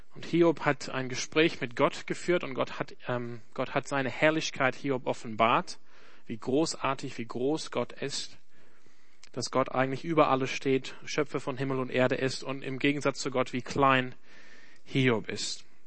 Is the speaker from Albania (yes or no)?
no; Australia; German is a second language; now in Germany; ich komme nicht aus Deutschland, ich komme aus Australien